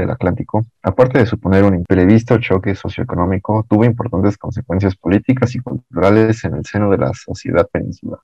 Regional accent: Mexico City, Mexico; soy originario de la Ciudad de México

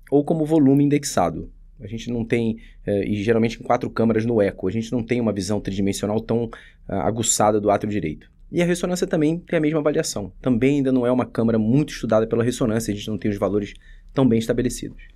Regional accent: Rio de Janeiro, Brazil; now in São Paulo, Brazil; Então, eu vim do Rio para fazer cardiologia aqui em São Paulo, eh, classifiquei para o Dante, isso foi em 2007.

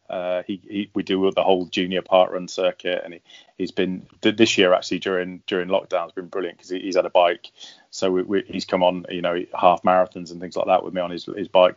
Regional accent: London, United Kingdom; my hometown

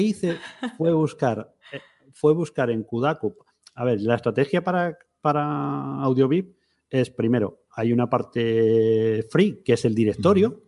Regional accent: Madrid, Community of Madrid, Spain; moved away as an adult; also born or lived in Seville; yo vivía en Sevilla, soy de Madrid, pero tiramos bastantes años en Sevilla

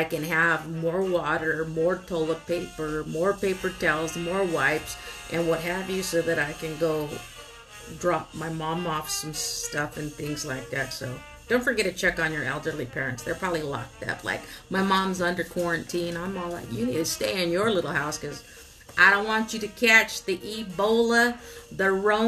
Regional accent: Oxnard, California, United States; born and raised in Southern California by way of Oxnard, the 93030.

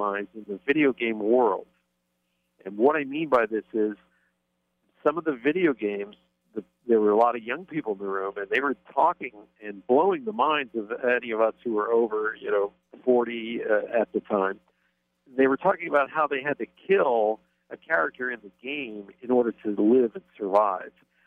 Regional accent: Pennsylvania, United States; I grew up in Pennsylvania

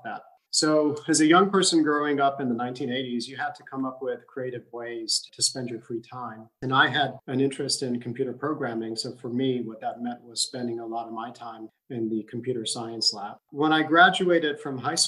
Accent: Abu Dhabi, United Arab Emirates; I grew up in Abu Dhabi in the 1980s.

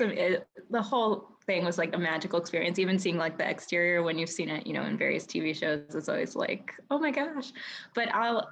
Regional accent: United States; I grew up outside of Washington, D.C.

